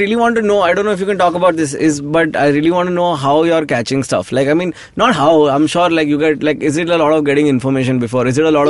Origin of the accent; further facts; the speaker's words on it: Mumbai, Maharashtra, India; I grew up in Grand Road, so it's all South Bombay.